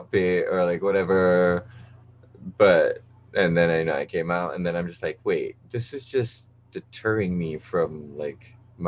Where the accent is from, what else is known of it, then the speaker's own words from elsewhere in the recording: Malaysia; moved away as an adult; now in New York, United States; I'm from Malaysia